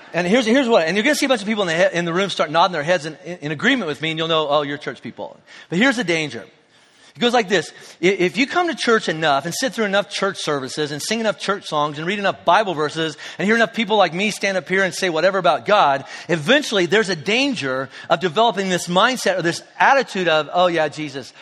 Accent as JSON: {"language": "English", "region": "Kentucky", "country": "United States", "said": "we're from Kentucky."}